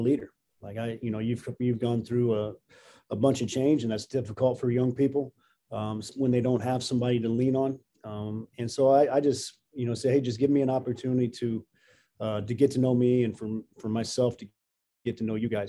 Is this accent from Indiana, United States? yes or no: yes; Jasper, Indiana, United States; I was going into second grade when we moved to Jasper, so that's what I call home